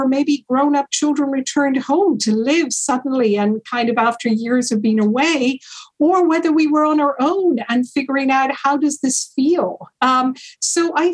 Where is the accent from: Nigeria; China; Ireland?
Ireland; moved away as an adult; also born or lived in Hawaii, United States / United Kingdom / London; I grew up in Ireland, Italian mother, Irish father, and then I also lived in the States for a period of time, in Hawaii, and I lived in the UK.